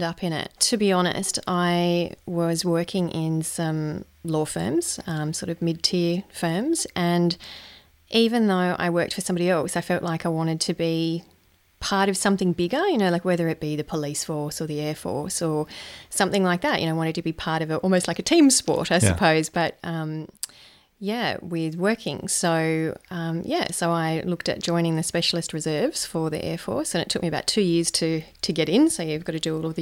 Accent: Lithgow, New South Wales, Australia; moved away; also born or lived in Central Coast, New South Wales; I grew up in a little town in New South Wales called Lithgow

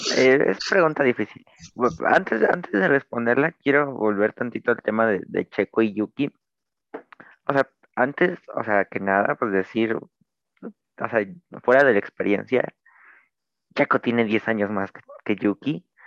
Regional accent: Mexico; soy mexicano

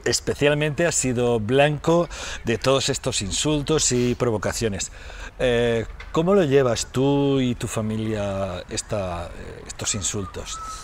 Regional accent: Valencian Community, Spain; en mi tierra, en el país valenciano

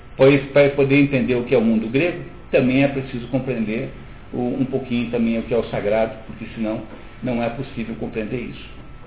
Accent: Brazil

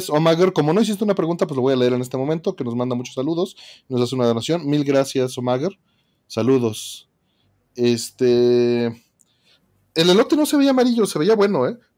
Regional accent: Mexico City, Mexico; vengo de la Ciudad de México

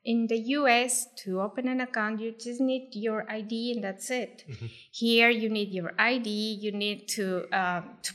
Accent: Ecuador; moved away as an adult; now in Los Cabos, Mexico; I'm from Ecuador, and I came to Mexico to live in Los Cabos directly

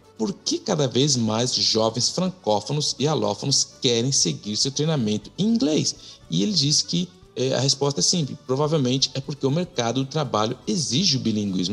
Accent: Brazil; now in Quebec, Canada; eu sou imigrante, venho do Brasil, eu falo francês, falo inglês, falo português, mas se na minha casa eu falo mais português do que francês

